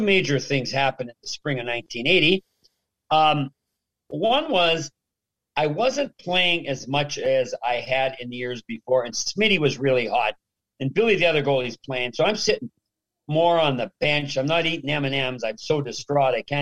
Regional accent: Regina, Saskatchewan, Canada; moved away; growing up in Regina

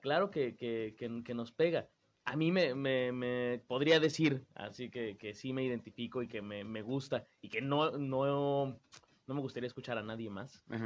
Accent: Mexico City, Mexico; yo soy de la Ciudad de México

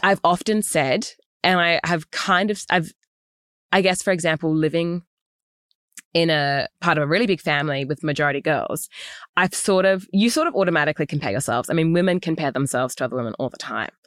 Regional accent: Australia; also born or lived in United States

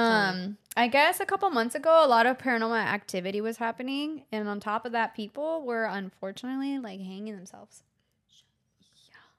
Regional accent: Los Angeles, California, United States; I grew up in Venice Beach

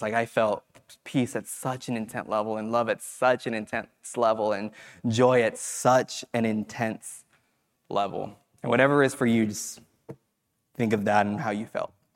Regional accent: Fresno, California, United States; moved away as an adult; I grew up in Fresno

